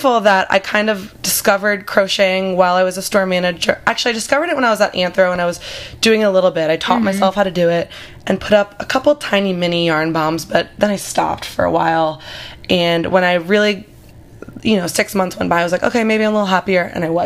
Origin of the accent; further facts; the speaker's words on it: Northern Virginia, United States; moved away as an adult; also born or lived in South Carolina; I grew up in Northern Virginia